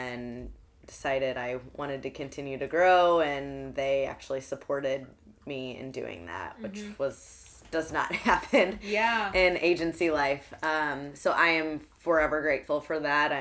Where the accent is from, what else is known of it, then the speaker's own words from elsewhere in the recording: Alton, Illinois, United States; also born or lived in Chicago, Illinois; now in St. Louis, United States; I'm from Alton, Illinois, originally.